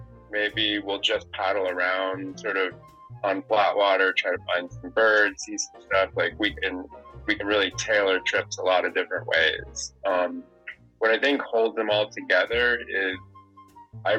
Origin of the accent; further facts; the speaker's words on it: South Florida, United States; now in Maine, United States; I grew up in South Florida